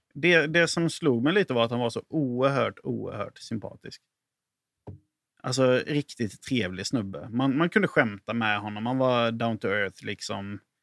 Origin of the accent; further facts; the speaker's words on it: Halland County, Sweden; now in Lund, Sweden; jag är ju från Halland i grund och botten